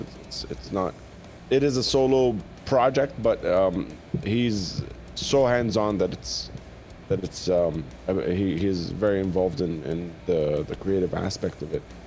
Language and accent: English; Jordan; when I was growing up in Jordan